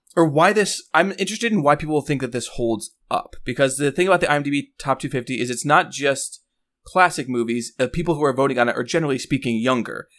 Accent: Chicago, Illinois, United States; I grew up in Chicago

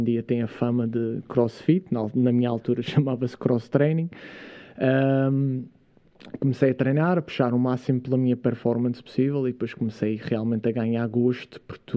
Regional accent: Câmara de Lobos, Madeira, Portugal; also born or lived in Jersey; eu sou natural de, de Câmara de Lobos, uma, uma aldeia pescatória lá da Madeira. Uh, mas onde eu passei a maior parte. Aliás, eu na verdade fui criado em Inglaterra.

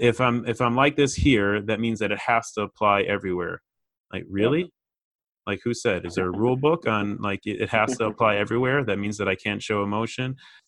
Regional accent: Chicago, Illinois, United States; I grew up in Chicago

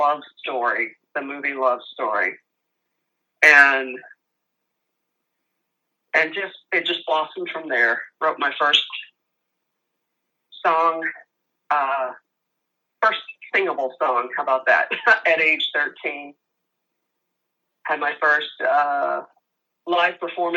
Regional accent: Louisville, Kentucky, United States; moved away as an adult; now in St. Petersburg, United States; I'm originally from Louisville, Kentucky. homegrown Louisville, Kentucky. I moved to Florida when I was 32.

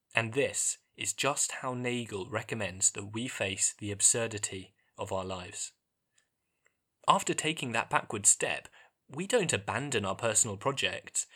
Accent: England, United Kingdom; growing up in England

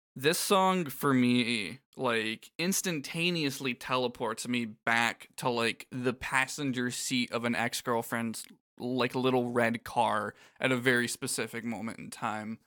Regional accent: Florida, United States; I grew up in Florida

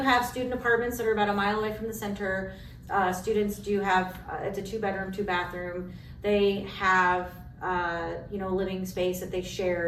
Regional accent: Kansas, United States; moved away as an adult; also born or lived in Colorado / Missouri / Baltimore, Maryland; now in Iowa, United States; I grew up in Kansas

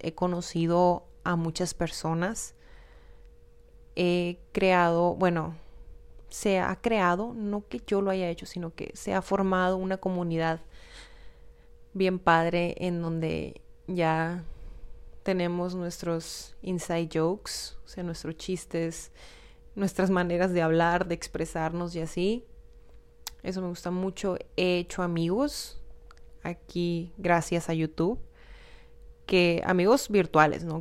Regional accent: Hermosillo, Sonora, Mexico; soy de Hermosillo, Sonora

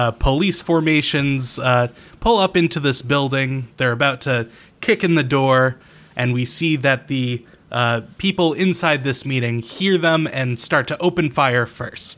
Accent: Newport, Rhode Island, United States; It's the city of Newport City, which is it strikes close to home because that's my hometown

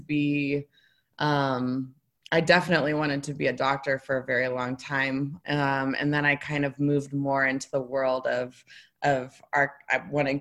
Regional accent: Breckenridge, Colorado, United States; now in Denver, United States; I was born in Denver, grew up in Breckenridge. So I grew up in the mountains

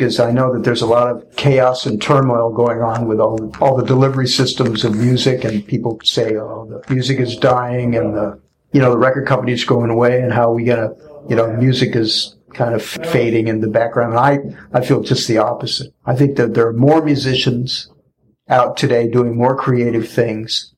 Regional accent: St. Louis, Missouri, United States; when I was growing up in St. Louis, they used to have these dances right around where I grew up

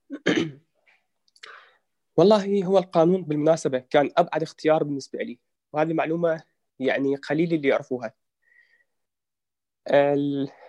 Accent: Baghdad, Baghdad Governorate, Iraq; born there; البطاقة الشخصية بشكل مختصر … من مواليد محافظة بغداد تاريخ 21 8 1990

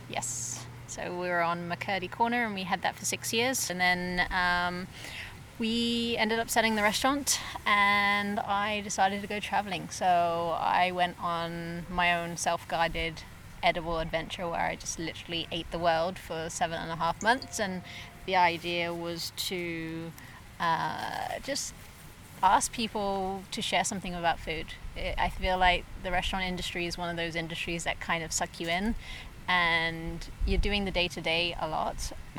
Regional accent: England, United Kingdom; now in Okanagan, Canada; I'm originally from England, so we came over in 2008 on an entrepreneurial visa, and we came over as a family.

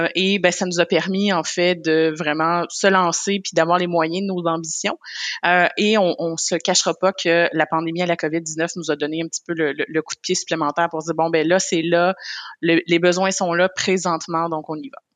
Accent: Côte-Nord, Quebec, Canada; je viens de la Côte-Nord aussi qui est pas loin du Saguenay

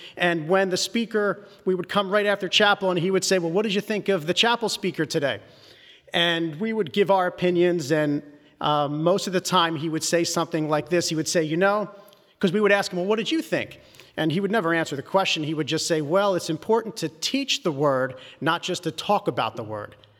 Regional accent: Philadelphia, Pennsylvania, United States; I grew up in Northeast Philly

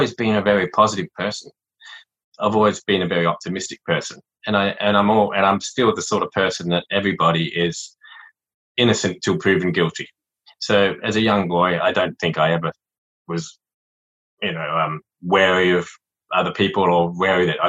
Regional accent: Adelaide, South Australia, Australia; born or raised there; accent: Australian; also born or lived in Saigon, Vietnam

